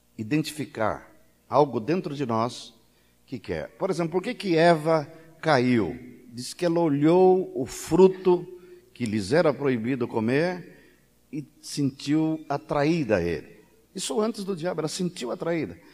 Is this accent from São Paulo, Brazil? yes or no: yes; São Paulo, Brazil; moved away; eu sou paulista